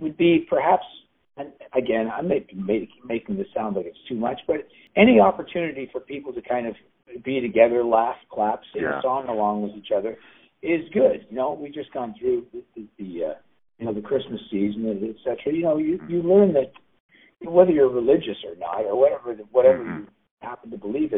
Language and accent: English; Canada; I'm a Canadian